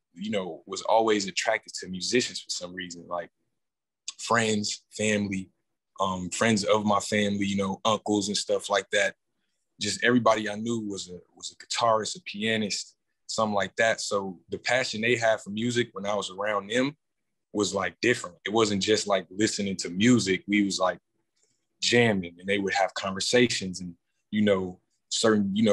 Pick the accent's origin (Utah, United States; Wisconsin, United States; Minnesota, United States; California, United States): Wisconsin, United States; Milwaukee; born and raised, North Side